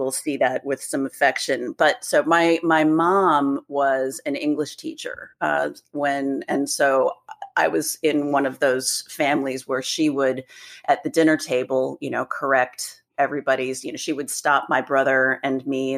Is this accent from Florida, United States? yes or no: no; Gaithersburg, Maryland, United States; also born or lived in Annapolis, Maryland; I grew up in Gaithersburg. And then, when as a grown up, I lived in Annapolis for years and years.